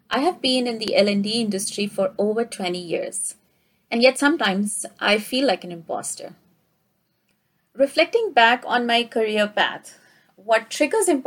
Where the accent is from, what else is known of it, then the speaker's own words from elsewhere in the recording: India; moved away as an adult; now in Canada; I got a similar feeling when I immigrated from India to Canada 10 years ago.